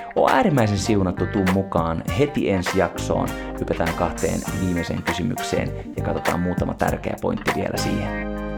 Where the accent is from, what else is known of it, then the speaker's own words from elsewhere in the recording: Espoo, Uusimaa, Finland; mä olen syntynyt Despossa Jorvin sairaalassa